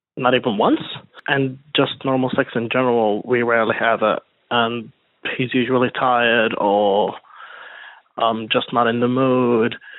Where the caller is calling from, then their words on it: Sydney, New South Wales, Australia; I'm calling you from Sydney